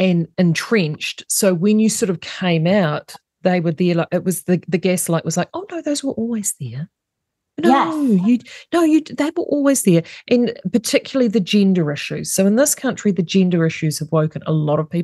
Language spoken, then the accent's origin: English; New Zealand; as a New Zealander